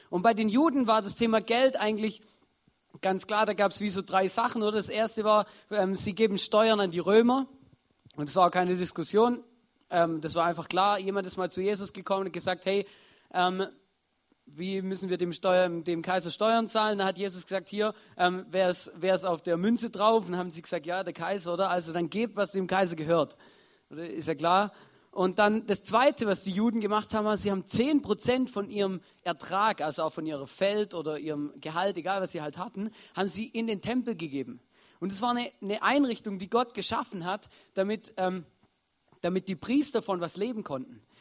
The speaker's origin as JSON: {"language": "German", "region": "Baden-Württemberg", "country": "Germany", "said": "ich bin Schwabe und bei den Schwaben gibt es sowas"}